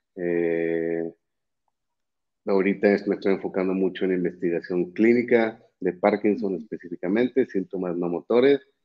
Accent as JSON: {"language": "Spanish", "town": "Monterrey", "region": "Nuevo León", "country": "Mexico", "also_born_or_lived": "Mexico City / Florida", "said": "soy de México, de Monterrey específicamente"}